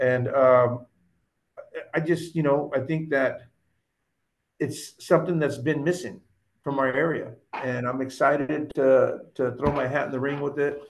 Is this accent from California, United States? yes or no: yes; Oxnard, California, United States; I grew up on Hemlock Street in Oxnard